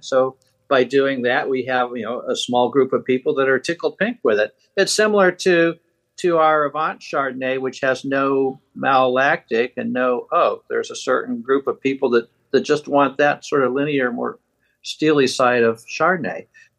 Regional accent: Boston, Massachusetts, United States; also born or lived in Michigan, United States / Pittsburgh, United States; I was born in Michigan and raised in Boston, Massachusetts, and then Pittsburgh, Pennsylvania.

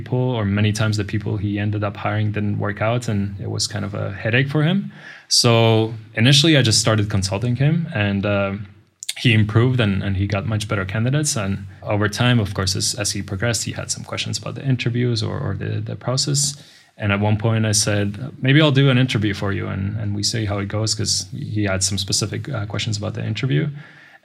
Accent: Riga, Latvia; moved away as an adult; now in Budapest, Hungary; originally I come from Latvia. My town or city is Riga.

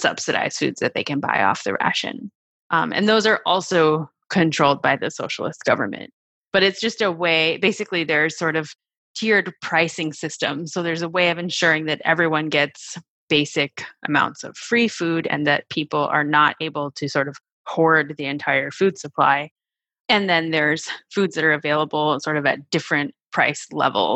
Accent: Wisconsin, United States; I grew up in Wisconsin in a relatively small town

